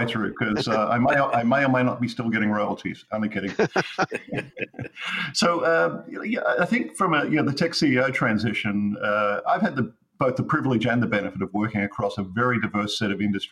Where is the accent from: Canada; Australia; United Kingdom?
Australia; accent: southern; moved away as an adult; now in United States; my southern accent